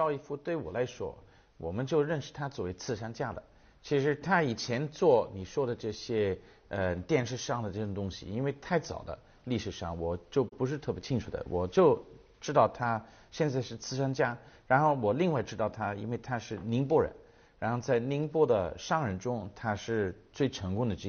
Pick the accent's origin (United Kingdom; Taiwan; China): United Kingdom; Chinese is a second language; 其实我们在英国也看的蛮多，就是你去呃很多的嗯、呃图书馆，你会发现这个图书馆原来带了一个两百年前的一个企业家的名字